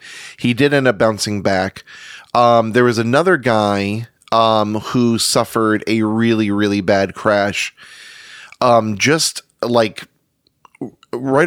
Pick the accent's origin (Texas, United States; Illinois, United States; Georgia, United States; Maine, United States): Maine, United States; accent: Maine; moved away; I was born in Maine